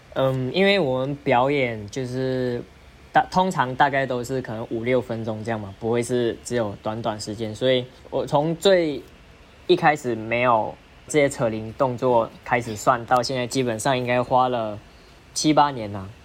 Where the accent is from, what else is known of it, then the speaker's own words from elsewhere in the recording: Malaysia; moved away as an adult; now in Taiwan; 我是马来西亚人